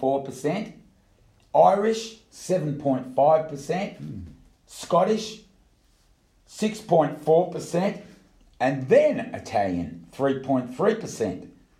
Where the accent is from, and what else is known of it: Australia